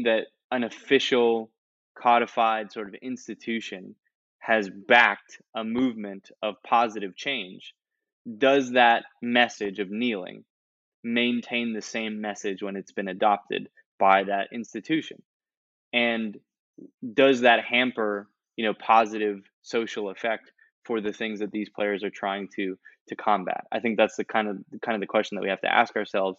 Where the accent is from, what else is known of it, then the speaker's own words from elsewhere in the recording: United States; I am an American